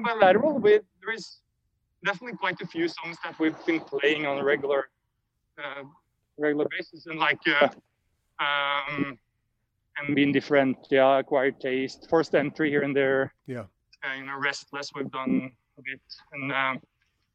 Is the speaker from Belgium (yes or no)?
no; Notodden, Vestfold og Telemark, Norway; moved away as an adult; also born or lived in Oslo; I moved back to Notodden, my hometown, where I live more quietly now